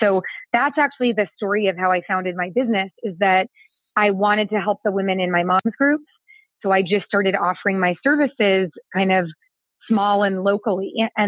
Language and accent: English; California, United States; I am from the San Francisco Bay Area, but I have lived all over the world. I've actually moved 25 times.